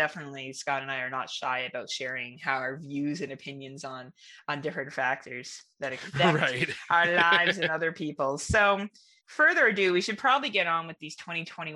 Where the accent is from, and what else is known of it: Canada